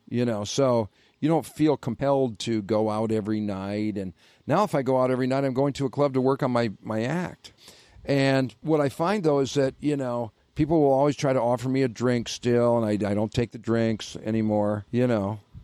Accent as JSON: {"language": "English", "town": "Detroit", "region": "Michigan", "country": "United States", "said": "I'm from Detroit"}